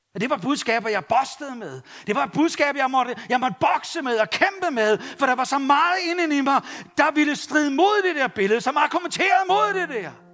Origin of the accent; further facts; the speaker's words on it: Copenhagen, Capital Region of Denmark, Denmark; jeg var københavner